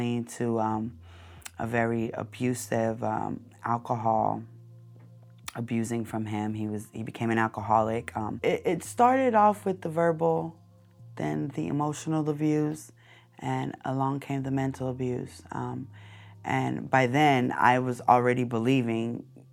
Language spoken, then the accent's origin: English; Long Beach, California, United States; I grew up in an apartment complex, 842 Alamitos Avenue